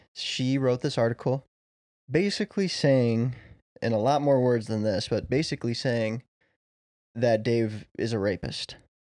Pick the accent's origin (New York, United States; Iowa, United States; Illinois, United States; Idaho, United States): Illinois, United States; Chicago; we're all from Chicago land area, Chicagoland area